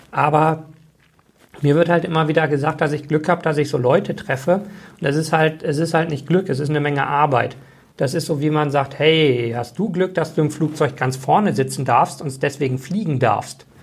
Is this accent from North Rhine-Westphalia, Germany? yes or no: yes; Bochum, North Rhine-Westphalia, Germany; das ist größer als äh, meine Heimatstadt Bochum.